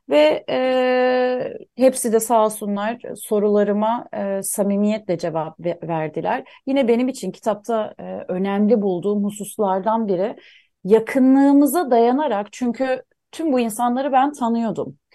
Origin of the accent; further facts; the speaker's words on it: Mersin, Turkey; also born or lived in Antakya; biz e, köken olarak e, Suriye kökenliyiz ve e, yerleşik olarak Mersin ve Antakya'da bulunuyoruz. Ee, kökenimiz oraya yani Mersin ve Antakya yüzyıllar öncesinde